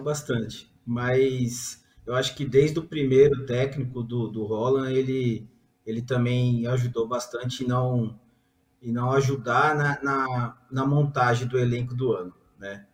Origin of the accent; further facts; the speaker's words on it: São Paulo, Brazil; eu que sou de São Paulo